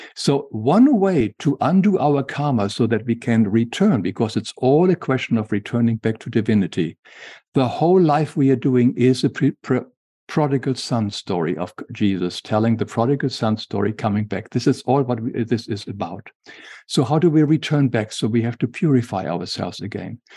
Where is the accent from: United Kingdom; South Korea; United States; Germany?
Germany; English is a second language; moved away; as we can hear from my accent, I was, I grew up in Germany